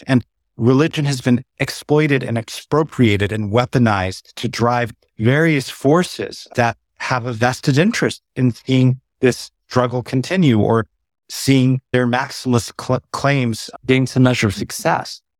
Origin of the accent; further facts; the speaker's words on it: San Diego, California, United States; I was born and raised in San Diego